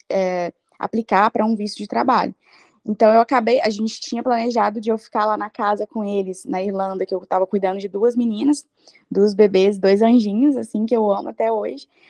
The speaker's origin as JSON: {"language": "Portuguese", "country": "Brazil", "moved": "as an adult", "said": "a gente veio do Brasil"}